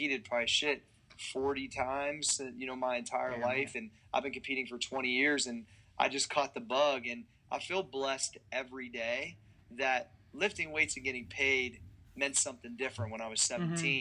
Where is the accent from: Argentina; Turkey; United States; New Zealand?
United States; Ohio Valley; moved away as an adult; also born or lived in Columbus, Ohio; That's all we really knew growing up in the Ohio Valley